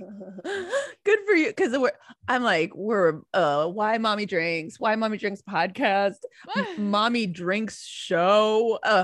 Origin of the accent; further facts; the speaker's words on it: Minnesota, United States; I grew up in Minnesota, there weren't a ton of Catholics